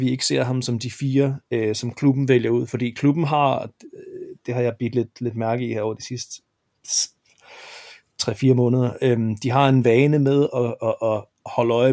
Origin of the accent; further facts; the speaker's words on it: Jutland, Denmark; da jeg var jyde, der, der kaldte vi det bisse.